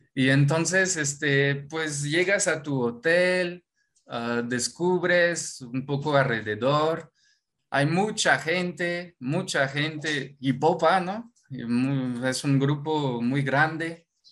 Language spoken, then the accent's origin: Spanish; Normandy, France; Spanish is a second language; moved away as an adult; now in Mexico; yo soy de Normandía, Normandía, Francia